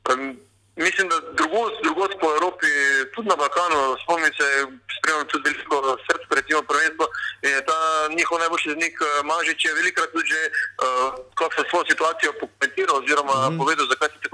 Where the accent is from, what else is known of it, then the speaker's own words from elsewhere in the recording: Maribor, Slovenia; moved away as an adult; now in Ljubljana, Slovenia; sem iz Maribora